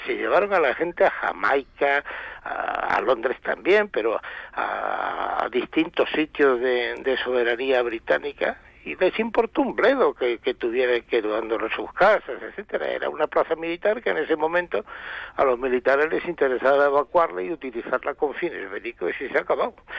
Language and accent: Spanish; Algeciras, Andalusia, Spain; yo soy de ahí